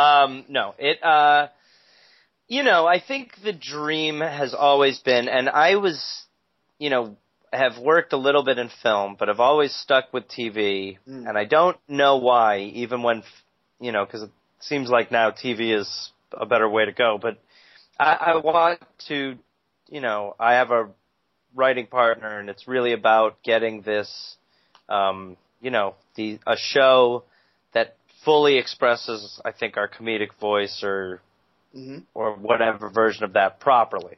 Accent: Brown Deer, Wisconsin, United States; now in Los Angeles, United States; I grew up in a small town called Brown Deer

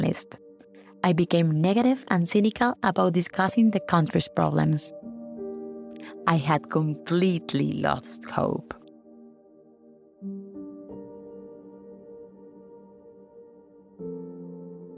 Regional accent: Colombia; first language Spanish; English is a second language; I'm from Colombia, one of the most beautiful and biodiverse countries in the world

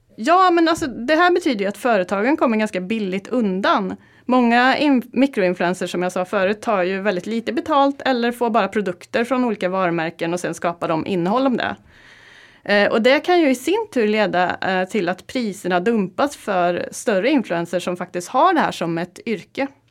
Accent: Karlstad, Värmland, Sweden; moved away; Jag kom från Karlstad och eh, i helgen så var jag hemma i Värmland

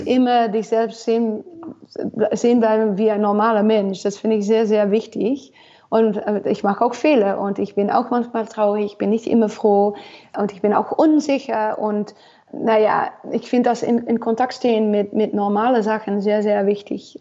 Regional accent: Almelo, Overijssel, Netherlands; German is a second language; also born or lived in Nashville, Tennessee; das ist Almelo für mich eigentlich, wo ich aufgewachsen bin

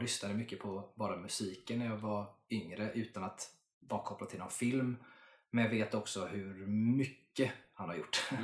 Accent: Sweden; jag är svensk.

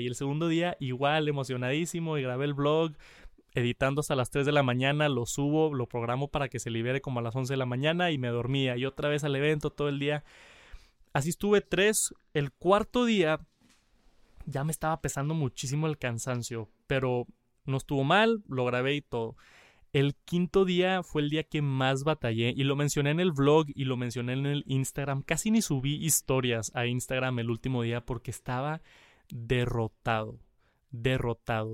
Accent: Mexico; soy de México

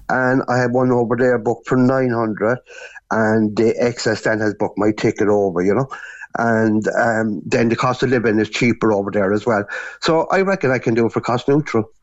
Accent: Cork, Munster, Ireland; moved away as an adult; now in Canary Islands, Spain; I'm actually from Albert Road in Cork City

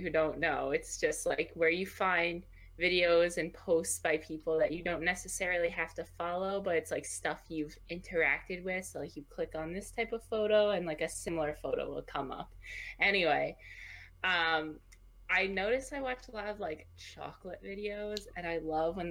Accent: United States; we're American

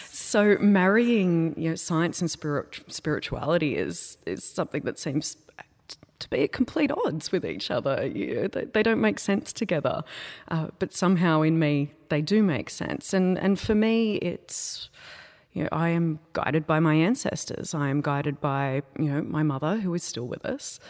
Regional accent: Wurrumbi, Australia; I grew up in a place called Wurrumbi. which no one has ever heard of.

